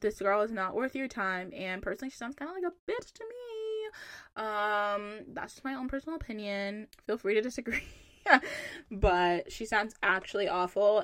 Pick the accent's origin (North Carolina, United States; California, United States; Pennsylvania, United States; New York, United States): North Carolina, United States; Charlotte; moved away as an adult; now in Boston, United States; I'm from Charlotte